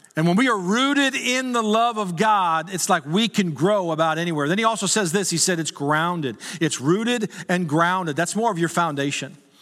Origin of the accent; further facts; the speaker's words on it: Texas, United States; I was from Texas